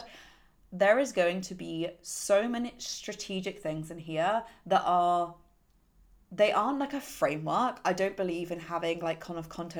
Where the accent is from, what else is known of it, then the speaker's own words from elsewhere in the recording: United Kingdom; I'm British